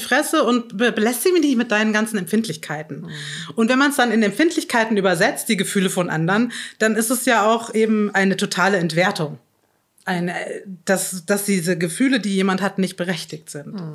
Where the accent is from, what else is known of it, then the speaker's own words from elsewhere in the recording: Chiemsee, Bavaria, Germany; Ich bin im, im am Chiemsee in Bayern aufgewachsen